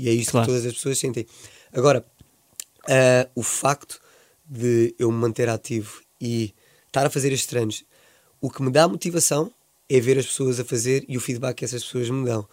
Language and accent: Portuguese; Swansea, Wales, United Kingdom; moved away; como sou de Swansea